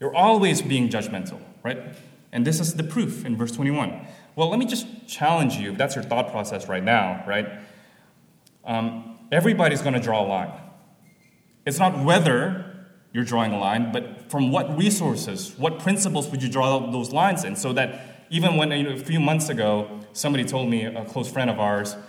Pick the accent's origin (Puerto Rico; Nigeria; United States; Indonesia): Indonesia; Jakarta; moved away; where I'm coming from Jakarta, Indonesia, this is actually very apparent to me as I was a pastor there